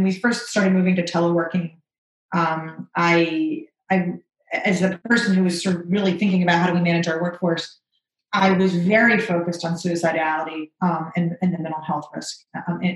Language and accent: English; Orlando, Florida, United States; now in North Carolina, United States; I grew up in Orlando, or I actually went to Winter Park High School